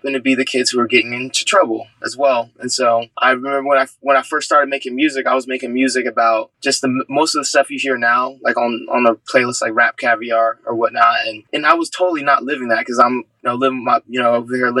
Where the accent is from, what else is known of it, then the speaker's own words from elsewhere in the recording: San Diego, California, United States; I grew up in San Diego, California, in a family of four